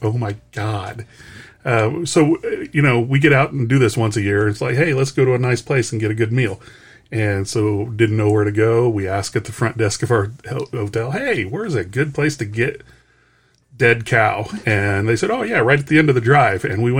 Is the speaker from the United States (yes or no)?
yes; Denver, Colorado, United States; Oh, I was from Denver. I haven't had my license changed yet.